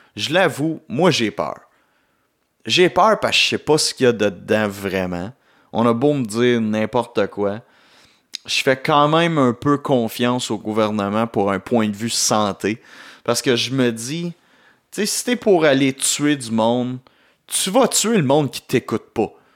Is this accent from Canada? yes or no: yes; Gatineau, Quebec, Canada; de retour chez nous à Gatineau